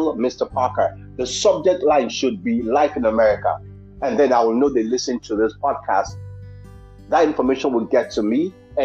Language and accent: English; New York City, New York, United States; now in Aliso Viejo, United States; I'm always a New Yorker. I'm from Brooklyn